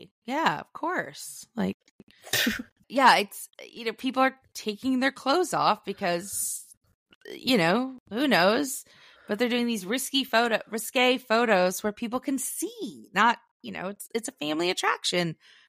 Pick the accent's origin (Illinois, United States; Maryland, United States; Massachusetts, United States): Massachusetts, United States; Boston; accent: Southie; I'm not going to insult the good people of Boston, my Southie trash accent.